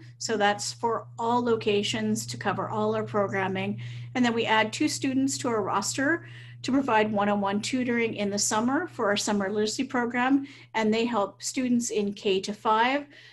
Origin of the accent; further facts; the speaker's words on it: Saint John, New Brunswick, Canada; now in Lac La Biche, Canada; I'm actually originally from New Brunswick, so St. John area, so not too far away from the border